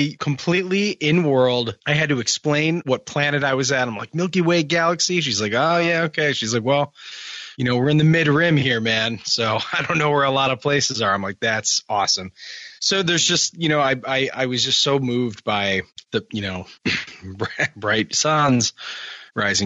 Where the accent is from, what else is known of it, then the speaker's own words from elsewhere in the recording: Michigan, United States; I'm from Michigan.